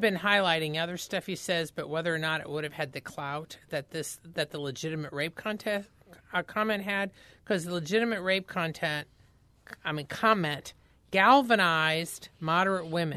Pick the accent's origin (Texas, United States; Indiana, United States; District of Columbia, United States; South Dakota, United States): Indiana, United States; I grew up in Indiana